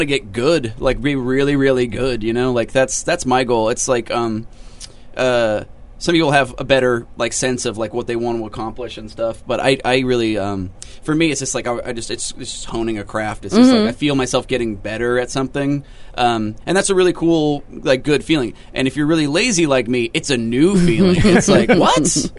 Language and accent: English; Phoenix, Arizona, United States; moved away; I'm from Phoenix, and sort of. I lived there a long ass time.